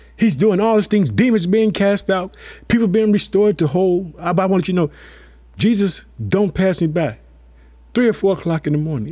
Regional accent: Illinois, United States

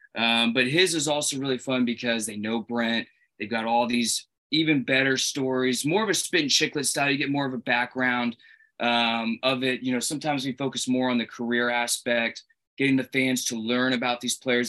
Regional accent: Boston, Massachusetts, United States; we're Bruins fans from Boston area

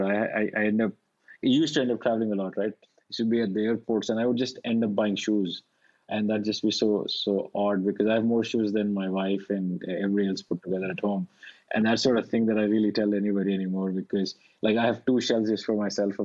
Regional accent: India; moved away; I grew up in India

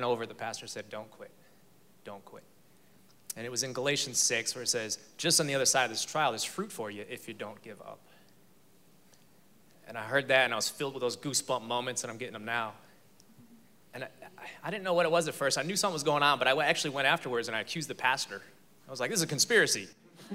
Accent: Chicago, Illinois, United States; moved away as an adult; also born or lived in Texas; now in Fort Worth, United States; I'm from Chicago

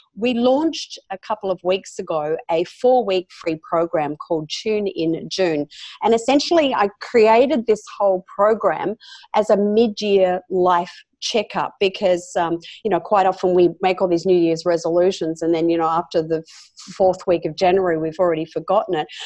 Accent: Australia; accent: Australian; This is where I'm born and bred

